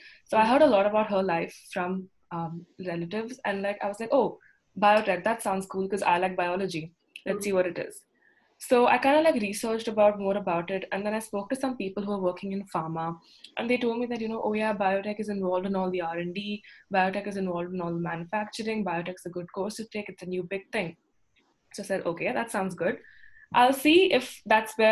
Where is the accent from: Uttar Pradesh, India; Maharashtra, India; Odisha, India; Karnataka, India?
Karnataka, India; Bangalore; I'm from Bangalore